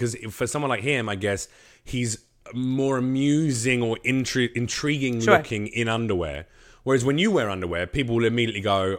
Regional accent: Arkansas, United States; I'm from Arkansas.

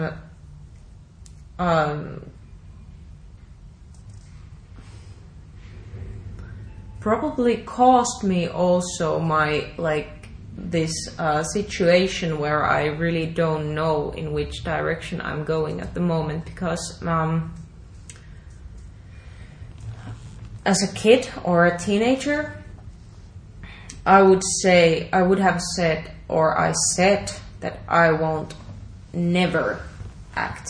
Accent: Oulu, North Ostrobothnia, Finland; moved away; In the city theater of my hometown in Oulu.

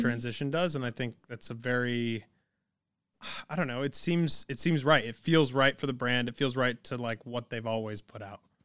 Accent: New England, United States; I'm from New England

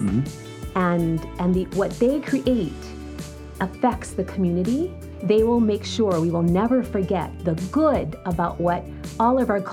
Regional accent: Honolulu, Hawaii, United States; moved away as an adult; also born or lived in New York City, United States; now in Hawaii Island, United States; I was born and raised here in Oahu, Kalihi, Palama Settlement. My mother is from Western Samoa. My father is from Ecuador.

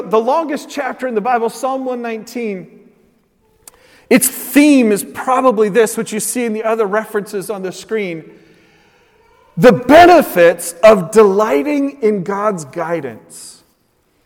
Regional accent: Oregon, United States; I grew up in Oregon

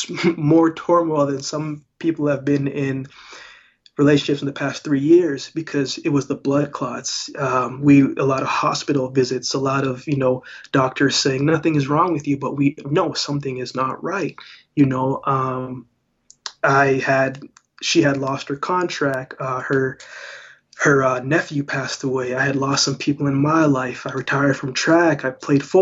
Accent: Canada; also born or lived in Jamaica; I was born in Jamaica, but I grew up in Canada

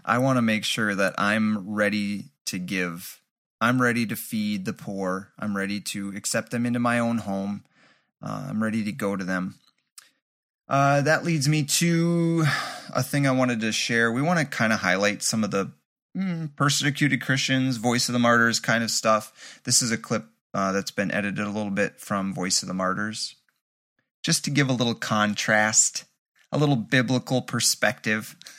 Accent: Kurdistan, Iran; now in Kurdistan Region, Iraq; I'm originally from Iran, from Kurdistan, Sana'a.

